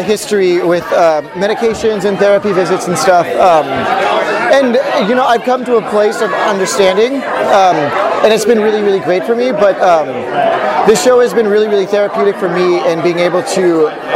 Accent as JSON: {"language": "English", "town": "Whittier", "region": "California", "country": "United States", "tie": "born or raised there", "said": "grew up in Whittier, California"}